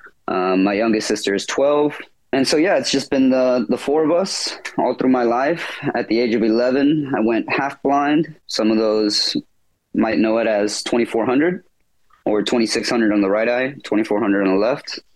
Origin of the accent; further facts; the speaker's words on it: Fort Worth, Texas, United States; I was born in Fort Worth, Texas, right off 30 minutes from Dallas. I've been living here for all my life